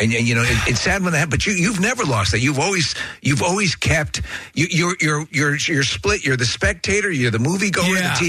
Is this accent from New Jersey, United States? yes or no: no; New York, United States; I'm from New York.